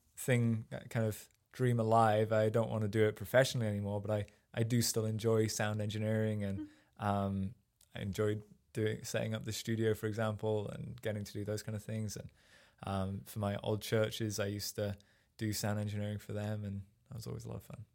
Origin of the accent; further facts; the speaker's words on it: Sheffield, Yorkshire and the Humber, United Kingdom; moved away as an adult; also born or lived in Rotherham; now in United States; I grew up in uh, just outside of Sheffield in England, which is up in the north